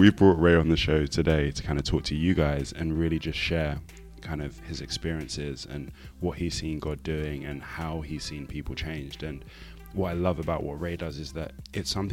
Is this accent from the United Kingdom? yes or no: yes; Portsmouth, South East England, United Kingdom; We grew up together in Portsmouth